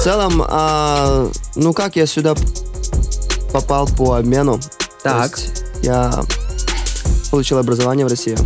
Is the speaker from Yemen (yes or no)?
yes; Yemen; moved away; Я сам вообще из Йемена